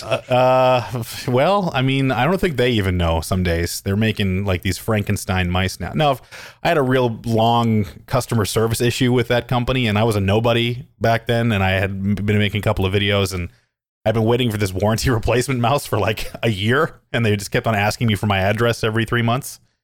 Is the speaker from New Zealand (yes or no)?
no; Calgary, Alberta, Canada; I'm from Calgary, Alberta. It's a city in Canada. I grew up there and I live there still.